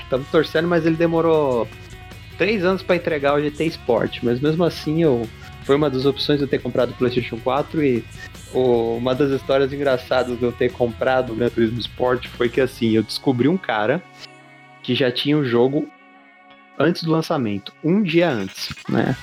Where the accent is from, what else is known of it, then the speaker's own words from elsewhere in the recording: São Paulo, Brazil; now in Diadema, Brazil; Eu sou daqui do, da zona sul de São Paulo, mais precisamente região lá do Jardim Miriam